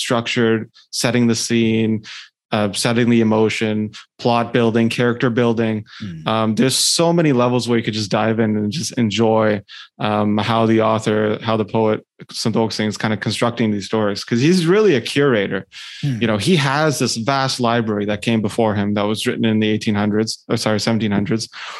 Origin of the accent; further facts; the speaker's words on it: Ottawa, Ontario, Canada; born and raised in Ottawa, actually, outside of like, you know, the capital of Canada